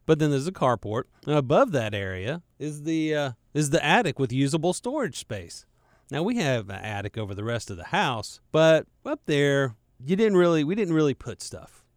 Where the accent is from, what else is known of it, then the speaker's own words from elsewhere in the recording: Charlotte, North Carolina, United States; growing up in Charlotte and being a, a Charlotte native, like me